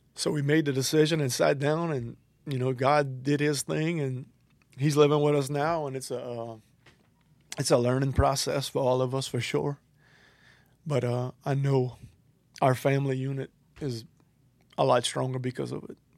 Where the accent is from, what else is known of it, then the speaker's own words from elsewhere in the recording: Larose, Louisiana, United States; I am from LaRose